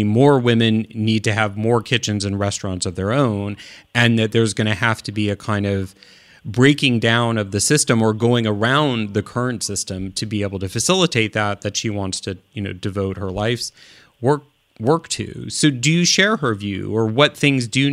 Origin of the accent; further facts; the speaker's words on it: Midwest, United States; also born or lived in Oakland, California; now in California, United States; I grew up in the Midwest